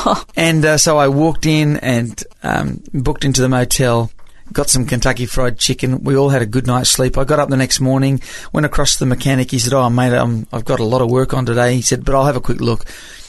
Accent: Papua New Guinea; accent: American; I grew up in Papua New Guinea as a missionary's kid, and most of my friends were Americans and my school teachers were Americans, so I've always had this kind of weird accent.

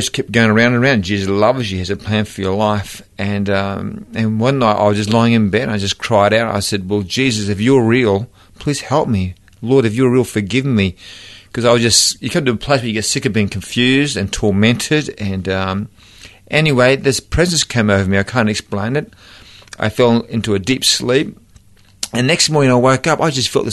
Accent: Brisbane, Queensland, Australia; I was born and bred in Brisbane

